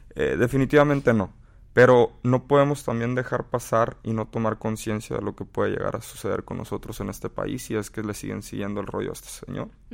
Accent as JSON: {"language": "Spanish", "country": "United States", "tie": "born or raised there", "said": "tuve la bendición de haber nacido en este país"}